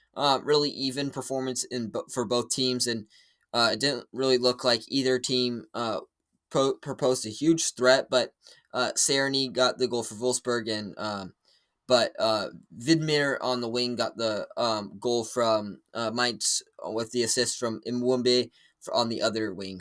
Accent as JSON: {"language": "English", "country": "United States", "said": "as an American"}